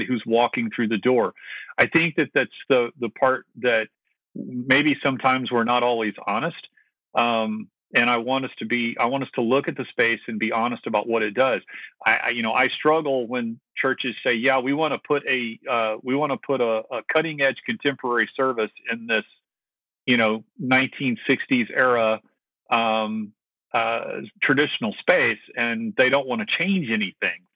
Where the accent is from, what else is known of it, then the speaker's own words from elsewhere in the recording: the South, United States; I grew up in the South